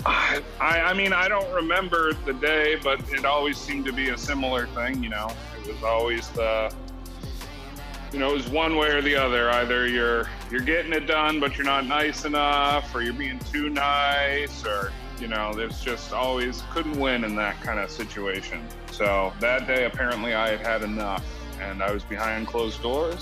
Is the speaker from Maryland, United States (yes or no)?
no; New Hampshire, United States; moved away; I was born in New Hampshire, very far away from here.